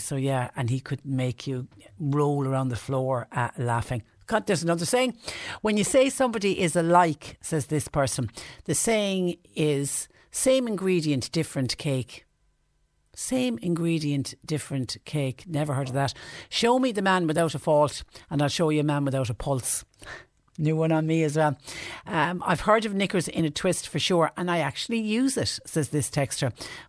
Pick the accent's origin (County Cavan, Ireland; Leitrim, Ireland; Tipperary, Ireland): Tipperary, Ireland; Clonmel; well, I'm originally from Clonmel in Tipperary, and it's Waterford saying as well, rather than say hello or hi to somebody, well.